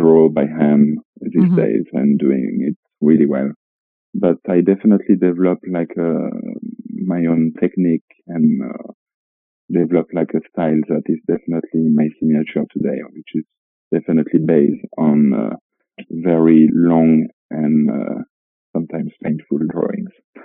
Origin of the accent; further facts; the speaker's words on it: Niort, Nouvelle-Aquitaine, France; English is a second language; moved away as an adult; also born or lived in Brittany / London; I'm from a small city called Niort, which is like on the west coast